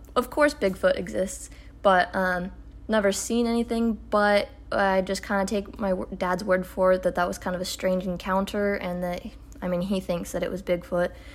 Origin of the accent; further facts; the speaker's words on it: Oregon, United States; we're from Oregon